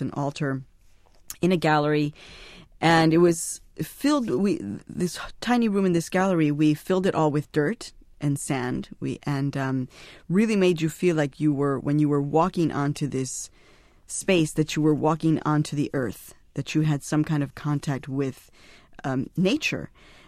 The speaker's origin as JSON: {"language": "English", "town": "Chicago", "region": "Illinois", "country": "United States", "tie": "born or raised there", "lives_now": "New York, United States"}